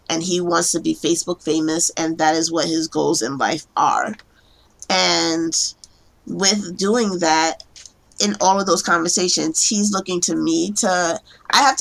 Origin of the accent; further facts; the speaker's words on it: New York City, New York, United States; I am a case planner in New York, um, born and raised in Brooklyn.